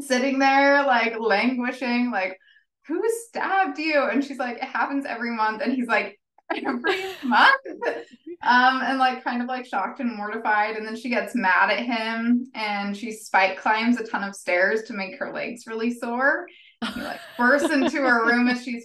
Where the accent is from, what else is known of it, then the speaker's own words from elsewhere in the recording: Phoenix, Arizona, United States; I am from Phoenix.